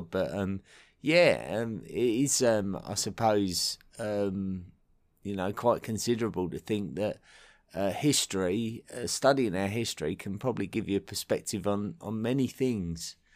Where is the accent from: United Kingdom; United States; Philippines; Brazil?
United Kingdom; Essex, East of England; accent: southeast England; as an Essex boy uh, from the county that neighbours London, um, my accent, my true accent, is very much reflective of uh, my local area. So it's very, much a, a southeast England accent.